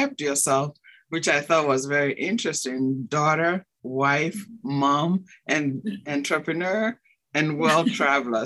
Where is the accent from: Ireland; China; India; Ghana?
Ghana; moved away; also born or lived in Europe; I was born in Ghana